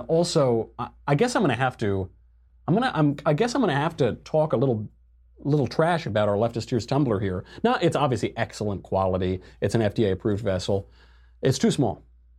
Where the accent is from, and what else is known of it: Arizona, United States; born or raised there